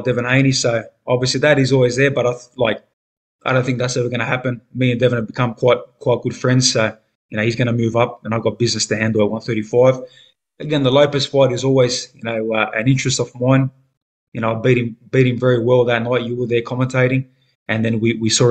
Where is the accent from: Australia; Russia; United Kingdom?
Australia; the luxuries of being an Australian superstar